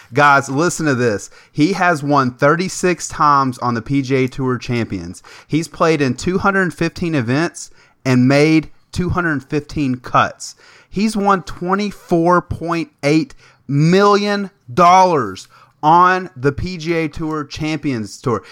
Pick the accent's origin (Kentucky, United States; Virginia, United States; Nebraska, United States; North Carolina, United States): Kentucky, United States; Lexington; I'm from Lexington